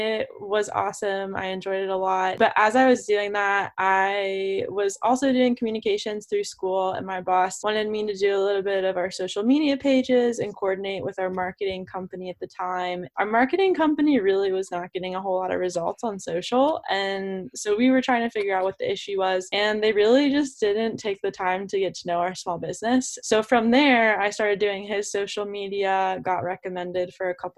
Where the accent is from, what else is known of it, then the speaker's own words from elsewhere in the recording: Baltimore, Maryland, United States; also born or lived in Virginia; I am from Baltimore. I grew up there. I, you know, raised there all my life